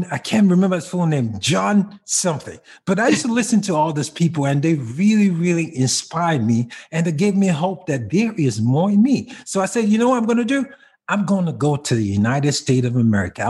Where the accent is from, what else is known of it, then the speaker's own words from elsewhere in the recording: Kaduna, Kaduna State, Nigeria; moved away; I grew up in a place called Kaduna, which is the northern part of Africa, Nigeria, to be more specific